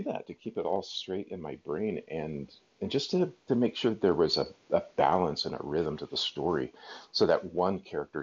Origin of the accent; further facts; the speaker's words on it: Seattle, Washington, United States; now in Montana, United States; I'm from Seattle